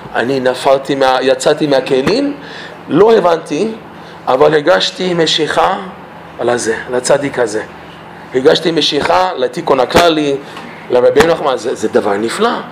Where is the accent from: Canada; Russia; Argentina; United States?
Canada; Toronto, Ontario; Hebrew is a second language; moved away; אני מקנדה. אני נולדתי בטורונטו. ההורים שלי ממרוקו, שניהם ממרוקו